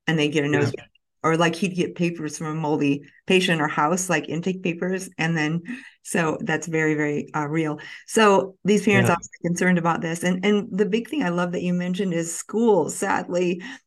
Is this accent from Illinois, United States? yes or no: yes; Midwestern Illinois, United States; growing up on a farm, I grew up in Midwestern Illinois